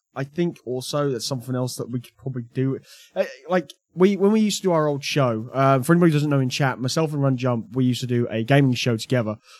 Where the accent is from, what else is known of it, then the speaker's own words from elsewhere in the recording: United Kingdom; I've only got myself to blame for being British